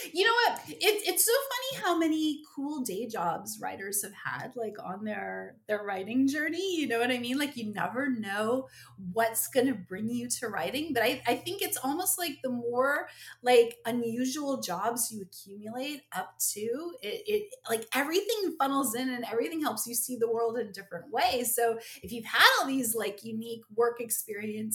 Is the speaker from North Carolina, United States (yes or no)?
no; central New Jersey, United States; we're from Jersey. So we're in like beautiful central New Jersey